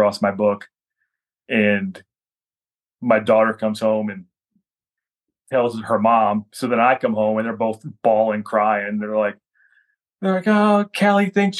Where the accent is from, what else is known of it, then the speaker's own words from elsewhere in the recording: Defiance, Ohio, United States; I was doing a small comic convention in my hometown at Defiance, Ohio